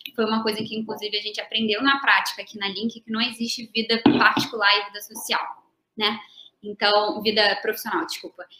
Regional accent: Rio de Janeiro, Brazil; moved away as an adult; now in São Paulo, Brazil; também vim do Rio

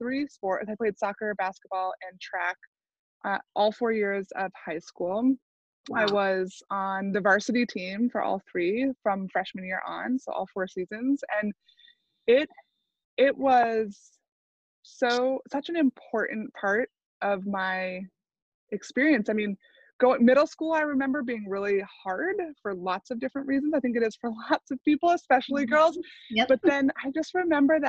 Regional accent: Maine, United States; I grew up in Maine

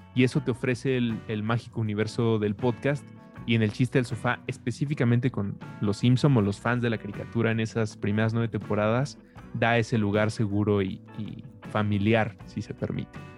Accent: Mexico; como mexicano

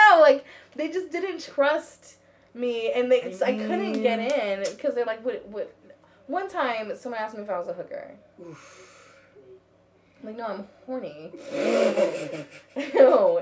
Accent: United States; I'm from America.

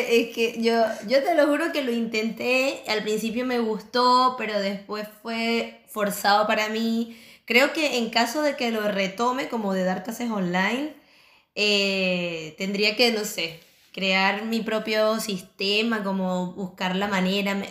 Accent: Chile; now in Barcelona, Spain; nosotros llegamos acá recién migrando de, de Chile a España, Barcelona, nos agarró la pandemia, ¿qué hacemos?

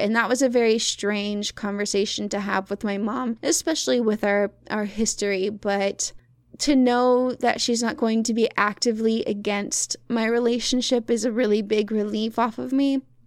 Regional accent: the Bible Belt, United States; also born or lived in Arkansas; now in Michigan, United States; I grew up on the Bible Belt

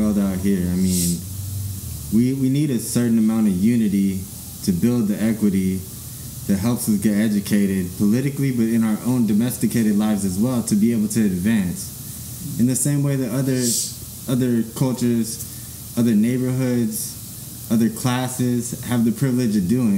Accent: Albuquerque, New Mexico, United States; moved away as an adult; my atmosphere out in Albuquerque, New Mexico, where, you know, there was just so much gang activity that I willingly was down to participate in because it was the culture

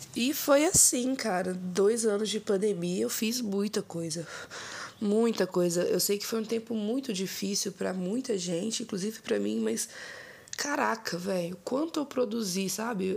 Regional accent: Ouro Preto, Minas Gerais, Brazil; also born or lived in Mariana, Minas Gerais; nasci em Mariana, Minas Gerais, mas os meus pais, né, me criaram em Cachoeira do Campo, que é um distrito de Ouro Preto.

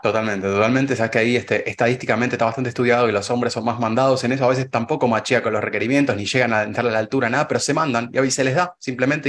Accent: Argentina

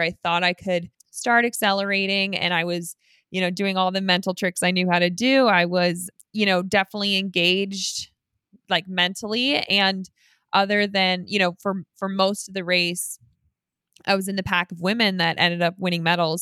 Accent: Colorado, United States; every year I do a five K race for a cancer charity in my hometown. The race is called Elk Run five K, and that is Instagram at Elk Run five K. And you can come meet me. It's at the end of September in Colorado

